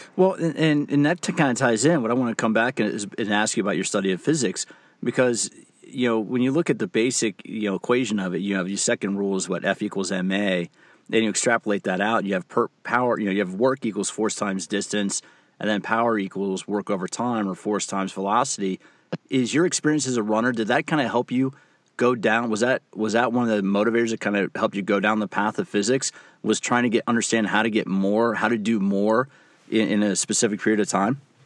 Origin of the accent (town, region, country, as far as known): United States; also born or lived in Washington D.C.